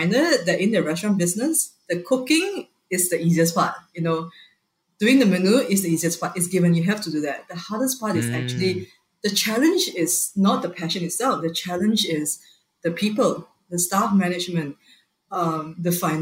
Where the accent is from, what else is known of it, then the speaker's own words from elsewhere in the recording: Malaysia; I'm Malaysian